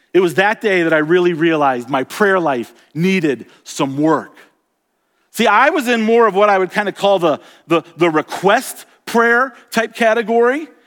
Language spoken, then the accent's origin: English; Florida, United States; also born or lived in Colorado; now in Montana, United States; I grew up in Florida where it's very, very flat.